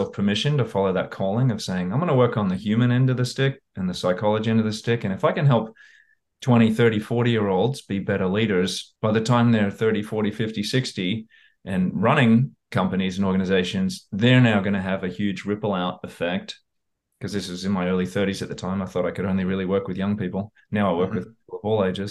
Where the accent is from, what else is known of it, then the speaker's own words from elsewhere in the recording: Australia; moved away as an adult; also born or lived in Houston, Texas, United States; now in United States; I grew up in Australia, but I happened to be born in America. I was born in Houston